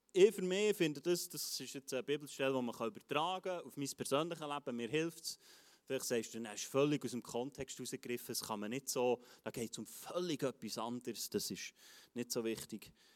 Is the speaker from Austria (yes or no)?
no; Switzerland; als Schweizer